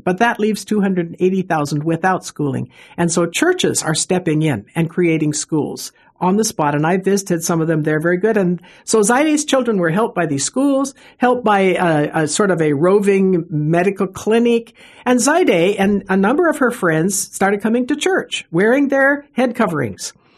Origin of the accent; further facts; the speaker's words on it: Seattle, Washington, United States; I come from Seattle. We, you know, we have the Seattle freeze